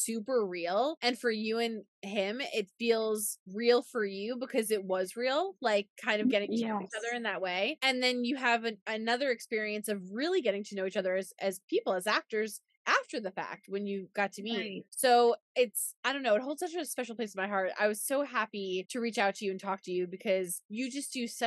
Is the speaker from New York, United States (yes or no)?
yes; New York, United States; I'm from New York. There's a similar accent there.